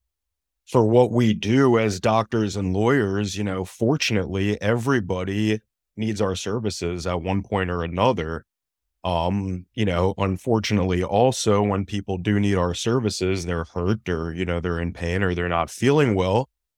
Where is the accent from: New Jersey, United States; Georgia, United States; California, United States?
New Jersey, United States; moved away as an adult; now in Boca Raton, United States; I'm originally from New Jersey, came down to South Florida via University of Miami, and loved it so much down here in the sunny weather. I stayed down here for law school and met you shortly thereafter.